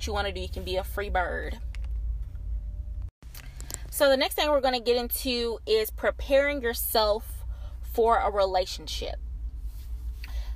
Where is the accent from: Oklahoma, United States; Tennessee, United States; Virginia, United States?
Tennessee, United States; small town outside Nashville; I am from a small town on the outskirts of Nashville. It's a little country town, probably about 25-30 minutes away from Nashville